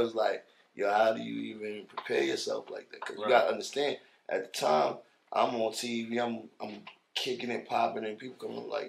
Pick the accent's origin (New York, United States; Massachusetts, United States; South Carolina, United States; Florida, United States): New York, United States; New York City; also born or lived in Queens / the Bronx / Bed-Stuy, Brooklyn / Jamaica (ancestry); I am from the whole New York. The only place that really can't claim me is probably Staten Island.